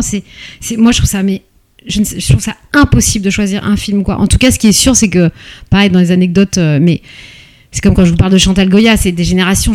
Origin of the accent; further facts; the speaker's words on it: Paris, Île-de-France, France; je suis née à Paris